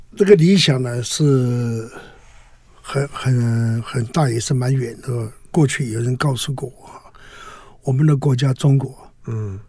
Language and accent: Chinese; Gangshan, Kaohsiung, Taiwan; moved away as an adult; also born or lived in Northern Myanmar / Northern Thailand; 我是民国三十九年嗯。在台湾高雄县的冈山出生